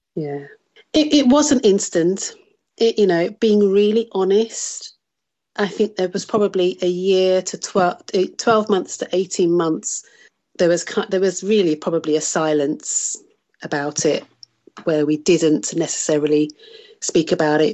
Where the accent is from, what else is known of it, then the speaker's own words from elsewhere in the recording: Birmingham, West Midlands, United Kingdom; moved away as an adult; also born or lived in South Africa; I was born and raised in Birmingham, which is in the centre of England